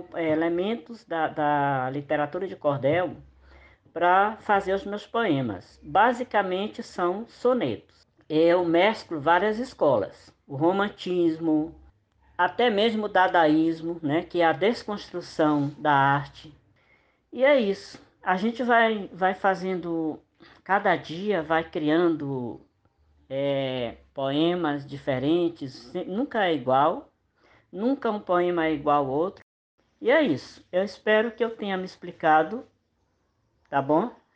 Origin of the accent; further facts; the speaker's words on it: Maranhão, Brazil; eu sou nordestino, sou do Maranhão